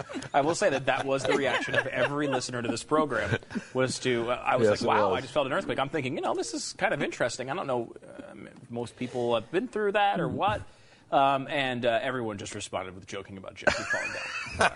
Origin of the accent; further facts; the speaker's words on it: Northeast, United States; I grew up in the Northeast.